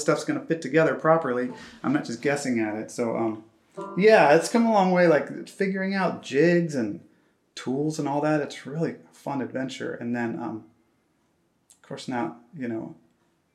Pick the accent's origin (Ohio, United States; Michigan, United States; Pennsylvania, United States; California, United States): Ohio, United States; moved away as an adult; also born or lived in New York City; now in Portland, United States; I'm originally from Ohio and I moved out there for grad school